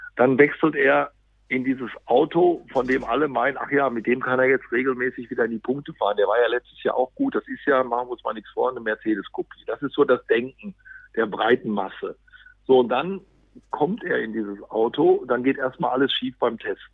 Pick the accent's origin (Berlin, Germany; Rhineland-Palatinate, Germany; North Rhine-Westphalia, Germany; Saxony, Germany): North Rhine-Westphalia, Germany; Dortmund; als Dortmunder